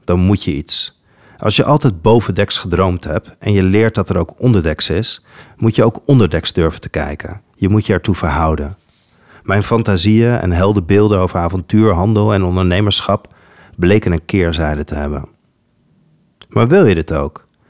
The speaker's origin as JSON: {"language": "Dutch", "country": "Netherlands", "said": "Als kind ben ik namelijk grootgebracht met het Nederlands perspectief op de Gouden Eeuw"}